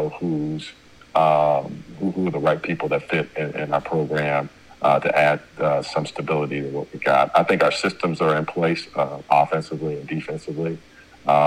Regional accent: Chicago, Illinois, United States; now in Ypsilanti, United States; I'm from Chicago originally

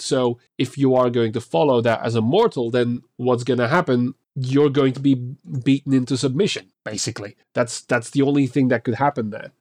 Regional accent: Belgium; I'm actually from Belgium

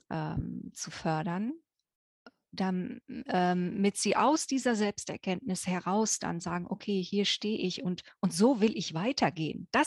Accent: Germany; ihr hört es ja an meinem Akzent. Ne? Äh, ich bin äh, in Deutschland aufgewachsen und äh, auf dem Land ganz wohl behütet

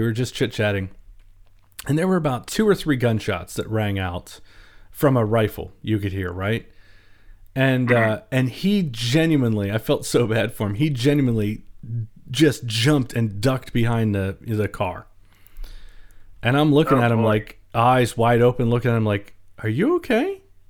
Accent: Baltimore, Maryland, United States; I've lived in the country for most of my life, even though I'm from Baltimore

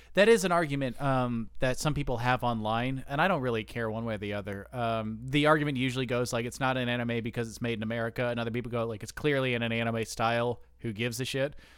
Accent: United States; I'm an American

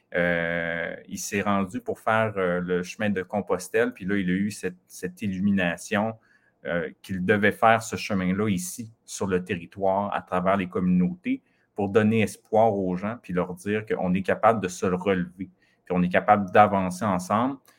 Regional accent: Mashteuiatsh, Quebec, Canada; j'ai grandi au Lac-Saint-Jean, c'est ça, dans la communauté de machete

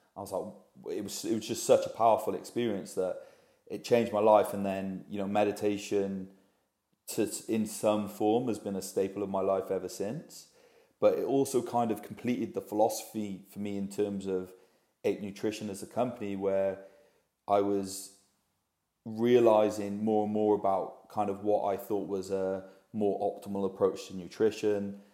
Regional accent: Cardiff, Wales, United Kingdom; moved away as an adult; also born or lived in London; now in Bristol, United Kingdom; most lads growing up in Wales. from Cardiff originally

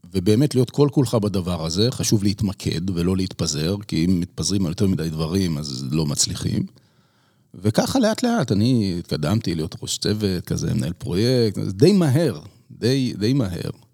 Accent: Israel; moved away as an adult; also born or lived in United States; אנחנו מאוד ישראלים

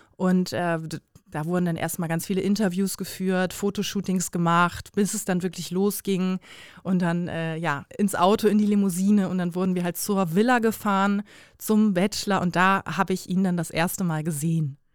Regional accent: Bremen, Germany; now in Cologne, Germany; komme gebürtig aus Bremen, wohne jetzt aber in Köln

